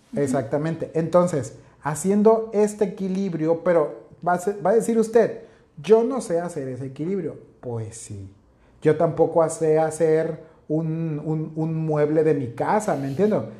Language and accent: Spanish; northern Mexico, Mexico; Para nosotros que somos acá norteños carnivorones